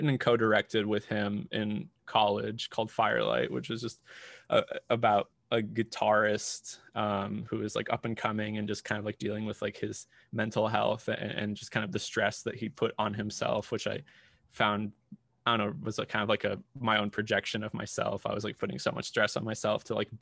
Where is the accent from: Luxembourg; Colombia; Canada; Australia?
Colombia; moved away as an adult; now in United States; I grew up in Colombia, was raised there.